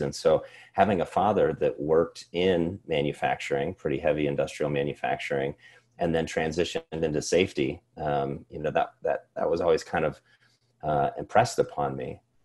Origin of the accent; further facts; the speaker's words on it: Cedar Rapids, Iowa, United States; I grew up here in Iowa.